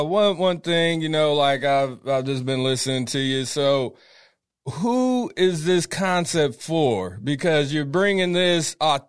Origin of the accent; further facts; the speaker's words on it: Sacramento, California, United States; I grew up on Northgate, man. A lot of Mexican culture over there, man.